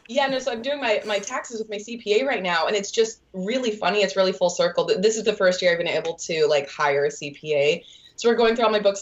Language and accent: English; Utah, United States; now in Los Angeles, United States; So I've lived in LA for, 4.5 years. And I moved out here originally from Utah to pursue the entertainment industry.